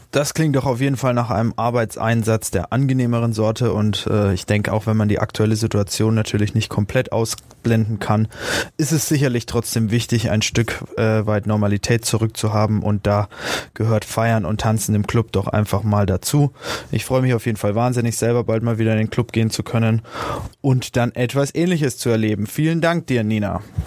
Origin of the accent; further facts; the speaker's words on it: Forchheim, Bavaria, Germany; also born or lived in Frankfurt am Main; now in Nuremberg, Germany; Ich bin gebürtiger Forchheimer, 28 Jahre alt